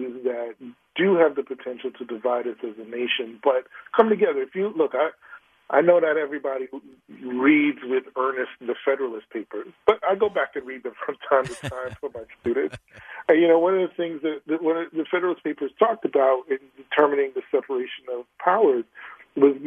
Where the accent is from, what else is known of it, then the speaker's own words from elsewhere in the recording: New York City, New York, United States; I'm from the Bronx